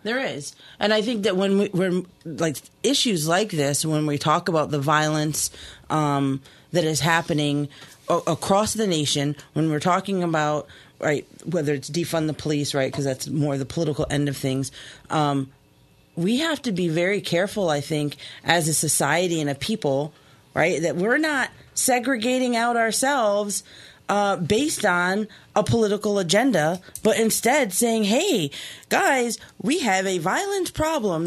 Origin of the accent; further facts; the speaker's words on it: Key West, Florida, United States; moved away; I grew up in Key West, Florida, um, little Cuba